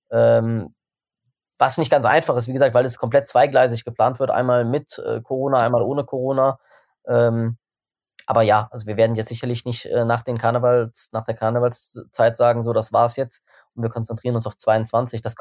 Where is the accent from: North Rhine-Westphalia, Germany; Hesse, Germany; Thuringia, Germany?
North Rhine-Westphalia, Germany; Bonn; Ich meine, ich, ich komme aus Bonn, das ganze Team kommt aus Bonn.